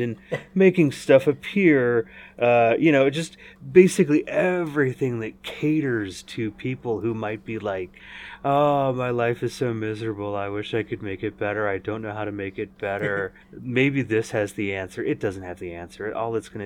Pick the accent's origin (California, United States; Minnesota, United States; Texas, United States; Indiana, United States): California, United States; Northern; in the fall of 1976 when I was born here in Northern California